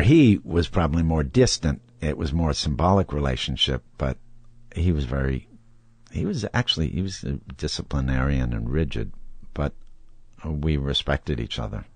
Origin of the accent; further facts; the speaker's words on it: Wisconsin, United States; growing up in Wisconsin